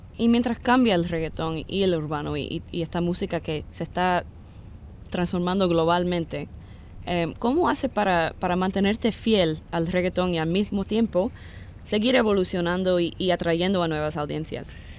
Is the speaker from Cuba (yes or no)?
yes; Cuba; yo soy cubana